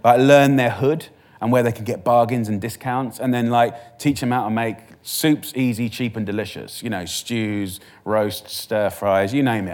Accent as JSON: {"language": "English", "area": "Essex", "region": "East of England", "country": "United Kingdom", "said": "I'm from Essex"}